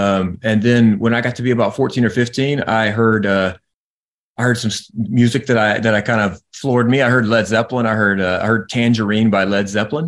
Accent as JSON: {"language": "English", "region": "South Carolina", "country": "United States", "tie": "born or raised there", "also_born_or_lived": "Tennessee", "lives_now": "Nashville, United States", "said": "Yeah, I was born in Tennessee, but my parents moved back home when I was 6 months old, so I don't remember that. So I call South Carolina home, and okay. Then I moved up to Nashville about 20 years ago now."}